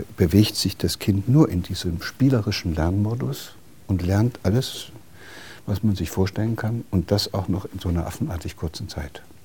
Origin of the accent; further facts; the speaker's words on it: Gotha, Thuringia, Germany; aus derselben Stadt, wo ich herkomme, auch aus hm. der DDR in Gotha